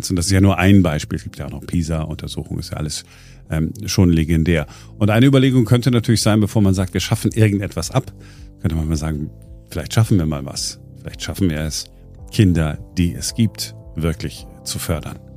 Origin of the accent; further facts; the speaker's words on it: North Rhine-Westphalia, Germany; früher hätte man gesagt, Ringelpiez mit anfassen, äh, da wo ich herkomme äh, im Ruhrgebiet.